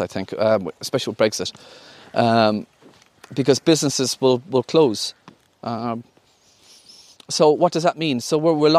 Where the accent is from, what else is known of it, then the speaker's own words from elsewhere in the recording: County Clare, Ireland; I'm from the countryside. I'm from Broughfield, County Clare. Duxy Maloney was my neighbour